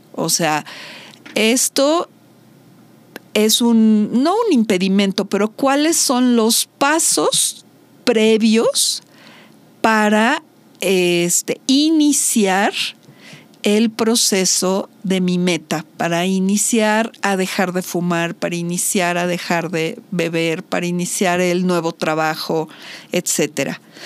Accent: Mexico; soy mexicana

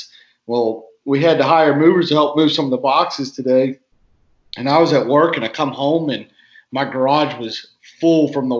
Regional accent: Virginia, United States; moved away; I grew up in Virginia

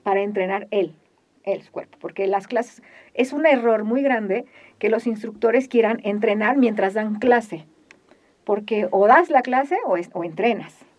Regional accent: Mexico; Los mexicanos

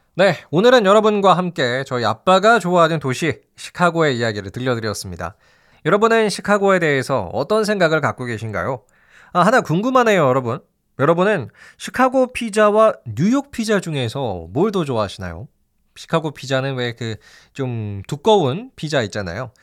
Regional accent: South Korea

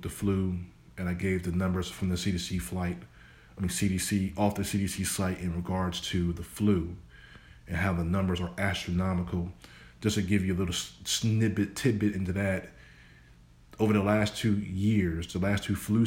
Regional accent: New Jersey, United States; living in New Jersey, my home state

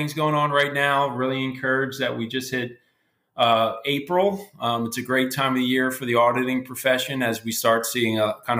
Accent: Wildwood Crest, New Jersey, United States; I moved to Wildwood Crest, New Jersey when I was 7 years old, growing up a block from the beach.

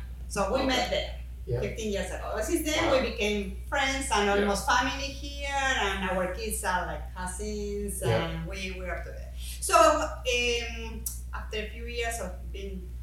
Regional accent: Argentina; English is a second language; moved away as an adult; now in Maryland, United States; we are originally from Argentina

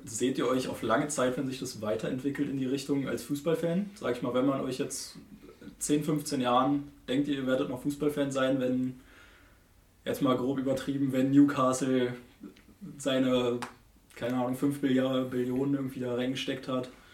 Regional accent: Germany; als Deutscher

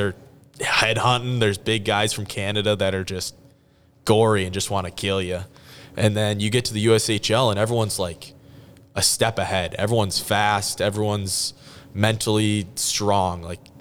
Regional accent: Minnesota, United States; we were in Minnesota for most of the year

